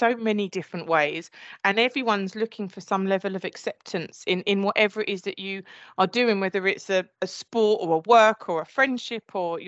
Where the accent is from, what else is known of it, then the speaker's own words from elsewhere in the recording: Essex, East of England, United Kingdom; accent: Essex; my Essex accent